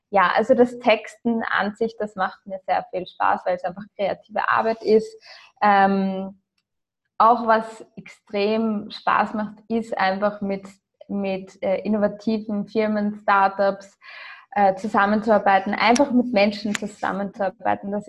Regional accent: Austria; also born or lived in Ireland; Also ich bin, wie gesagt, in Irland und in Österreich aufgewachsen, bis zum zehnten Lebensjahr in Österreich, dann acht Jahre lang in Irland, dann wieder in Österreich.

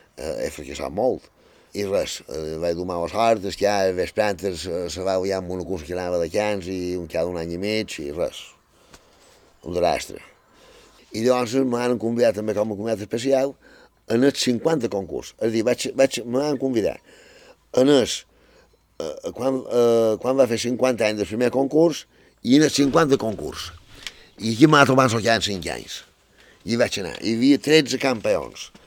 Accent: Felanitx, Balearic Islands, Spain; vaig néixer a Falanich, a Sant Triau en el barri de Sant Mestidor.

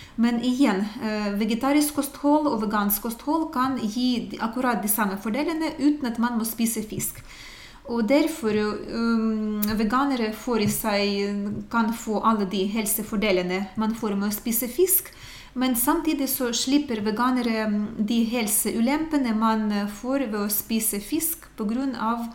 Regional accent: Ukraine; now in Norway; jeg kommer fra Ukraina, det er eh, Øst-Europa

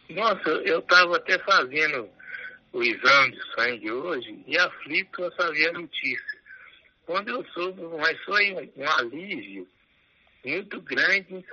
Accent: Minas Gerais, Brazil; eu, como bom mineiro

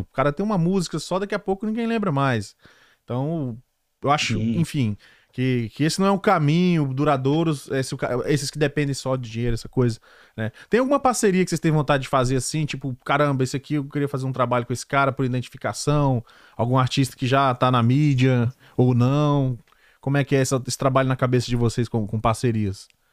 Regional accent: Brazil; moved away; Nós somos muitos, somos brasileiros

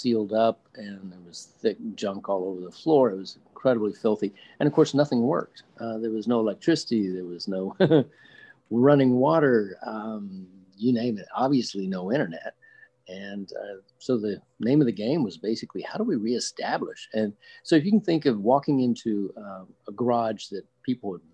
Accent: Oklahoma, United States; moved away as an adult; now in Charlotte, United States; I was born and raised in Oklahoma, which is not exactly a land of oceans or mountains.

